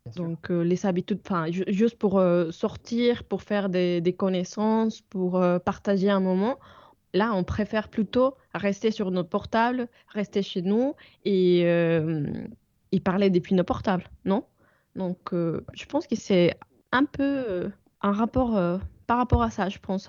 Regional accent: Mexico; French is a second language; also born or lived in France / England; now in United Kingdom; c'est nous, au Mexique

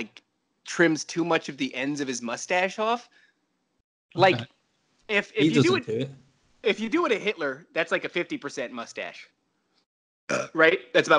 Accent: United States; I'm an American.

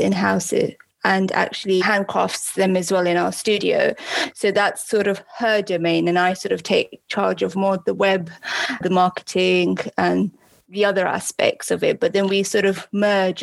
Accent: United Kingdom; we are obviously British

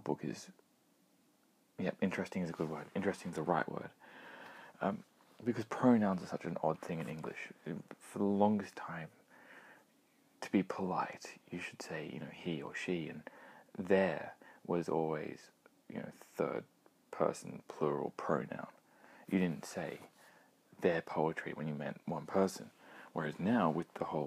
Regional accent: Australia; Being Australian

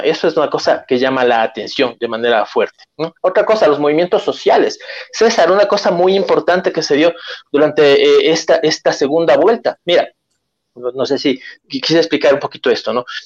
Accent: Ecuador; los ecuatorianos no somos tontos, los ecuatorianos no somos ingenuos

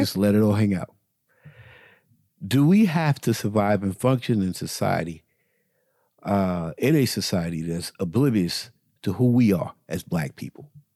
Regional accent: the South, United States; moved away as an adult; also born or lived in New York City / Buffalo; we grew up in the South

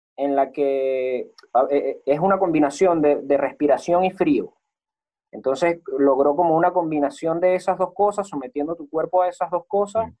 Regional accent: Venezuela; moved away; ser un venezolano

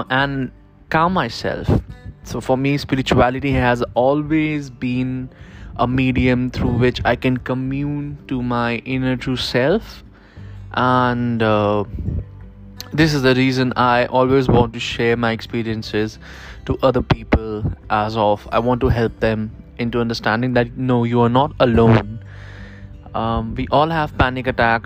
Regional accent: Kanpur, Uttar Pradesh, India; I am from Kanpur, which is in India

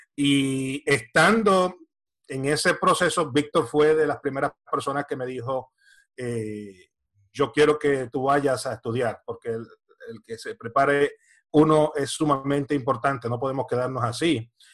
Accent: Camuy, Puerto Rico; also born or lived in San Juan, Puerto Rico / Florida, United States; now in Spain; Soy eh, natural de Puerto Rico, nací en San Juan, pero me crié en el pueblo de Camuy y viví unos 27 años en el estado de la Florida

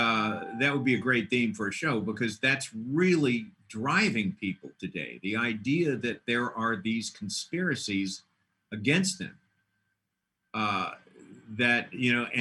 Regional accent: Dallas, Texas, United States; I come from Dallas, where everybody's, hey, Merry Christmas.

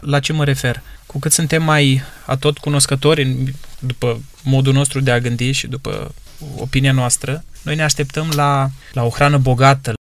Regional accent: Romania; noi astăzi, ca români

